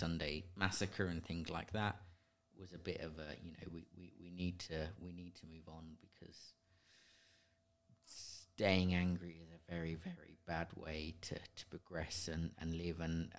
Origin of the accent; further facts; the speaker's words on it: Ireland; as an Irish nationalist, but at the same time realise that, you know, as much as we would like to paint it otherwise, Britain in the modern era isn't this great, horrible, you know, beastly thing.